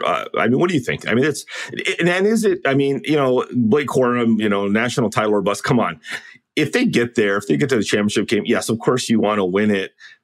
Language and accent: English; West Coast, United States; now in Detroit, United States; growing up on the West Coast